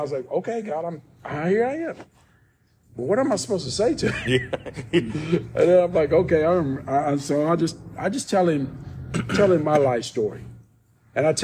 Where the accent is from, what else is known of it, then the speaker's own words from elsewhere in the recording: New Albany, Indiana, United States; now in Arkansas, United States; I grew up in Indiana, New Albany, Indiana